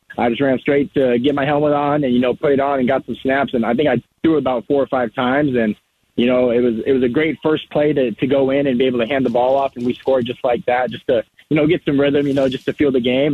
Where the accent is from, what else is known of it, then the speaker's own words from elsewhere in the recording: Marana, Arizona, United States; I'm from Marana, which is uh, in Tucson